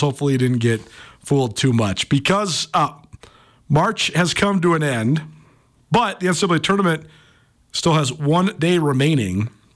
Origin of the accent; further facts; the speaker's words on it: Missoula, Montana, United States; some of my high school slash even middle school buddies that I've known forever growing up in Missoula